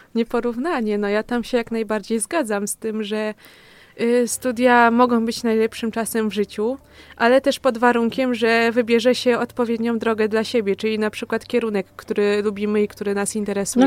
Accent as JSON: {"language": "Polish", "town": "Opoczno", "region": "Łódź Voivodeship", "country": "Poland", "moved": "as an adult", "lives_now": "Kielce, Poland", "said": "jestem z województwa łódzkiego, a dokładniej z Opoczna"}